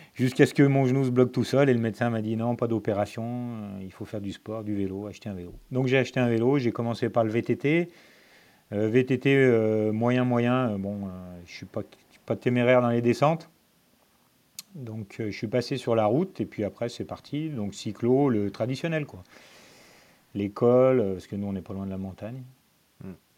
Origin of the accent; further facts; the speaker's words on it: Lyon, Auvergne-Rhône-Alpes, France; je suis né à Lyon, j'habite toujours à côté de Lyon